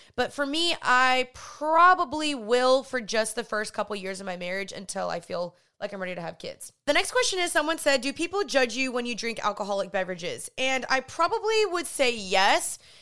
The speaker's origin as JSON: {"language": "English", "town": "Dallas", "region": "Texas", "country": "United States", "also_born_or_lived": "Los Angeles, California", "said": "I am from Dallas, Texas. I just moved back here from L A."}